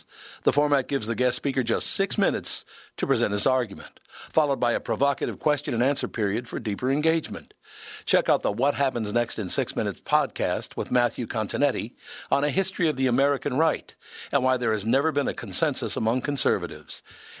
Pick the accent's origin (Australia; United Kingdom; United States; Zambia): United Kingdom; Hey, I'm Scottish and English. I can say that.